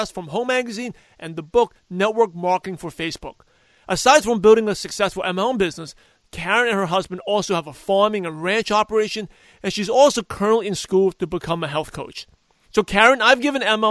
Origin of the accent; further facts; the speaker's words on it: New York, United States; whole neighborhood of where I grew up in New York